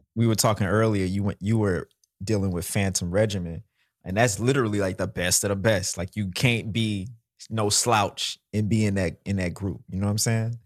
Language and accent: English; Mississippi, United States; also born or lived in New Orleans; now in New York, United States; growing up in Mississippi and then learning how to play in New Orleans